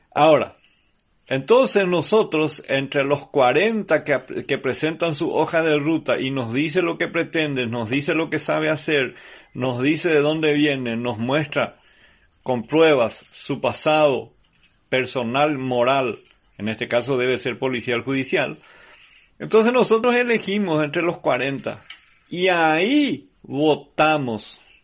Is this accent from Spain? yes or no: no; Paraguay; nosotros como paraguayos